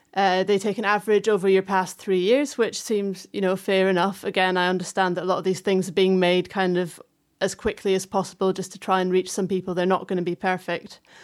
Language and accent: English; Fife, Scotland, United Kingdom; moved away; I grew up in Fife, um, which is just like 20 minutes south of Dundee